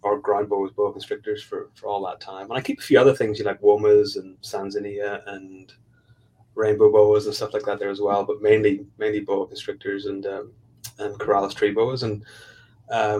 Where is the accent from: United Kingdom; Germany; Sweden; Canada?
United Kingdom; Belfast, Northern Ireland; moved away as an adult; also born or lived in Raleigh, North Carolina; now in Tulsa, United States; I'm from Belfast, Northern Ireland. I'm not from the US.